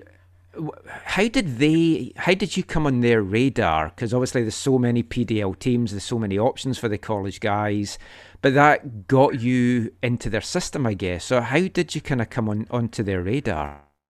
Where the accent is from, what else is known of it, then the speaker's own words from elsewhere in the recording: Scotland, United Kingdom; moved away; I'm from Scotland